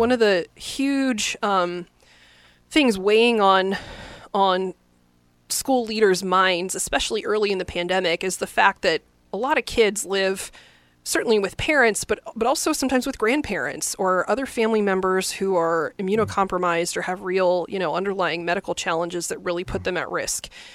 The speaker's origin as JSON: {"language": "English", "town": "Lincoln", "region": "Nebraska", "country": "United States", "tie": "born or raised there", "also_born_or_lived": "France / East Coast", "moved": "as an adult", "said": "I grew up in Lincoln and I went to U N L"}